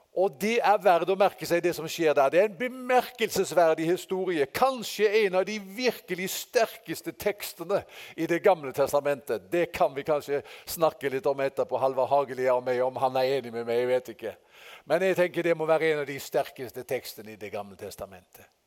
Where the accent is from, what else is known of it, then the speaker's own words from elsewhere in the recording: Haugesund, Rogaland, Norway; moved away; fra guttedagen hjemme i Haugesund.